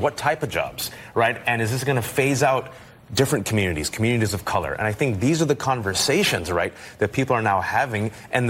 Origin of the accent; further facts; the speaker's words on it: California, United States; now in Queens, United States; Amazon has come and tech has come to my hometown, the Bay Area.